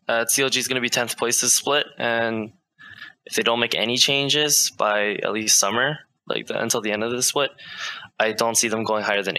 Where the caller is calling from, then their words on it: Vancouver, British Columbia, Canada; Hi, I'm calling from Vancouver, BC.